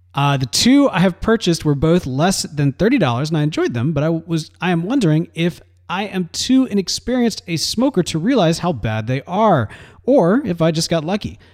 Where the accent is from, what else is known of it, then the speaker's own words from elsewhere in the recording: Mississippi, United States; now in Texas, United States; growing up in Mississippi